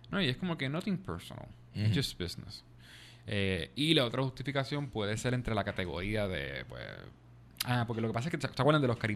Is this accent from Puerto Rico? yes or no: yes; Bayamón, Puerto Rico; yo soy de Bayamón.